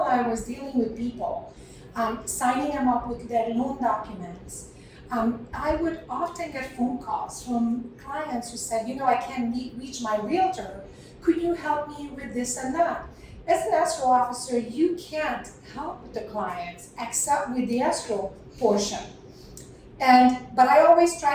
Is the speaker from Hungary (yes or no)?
yes; Hungary; now in United States; So I was born and raised in Hungary